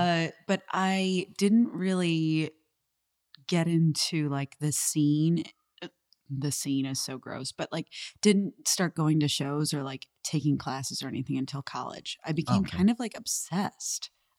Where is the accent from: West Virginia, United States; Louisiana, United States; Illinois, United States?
Illinois, United States; Chicago; born or raised there